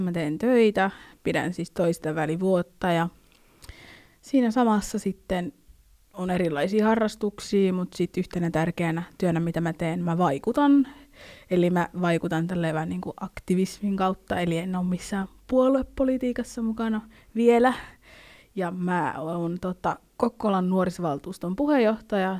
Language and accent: Finnish; Finland; mä oon niinku suomalainen, tai sille, että mä oon syntynyt Suomessa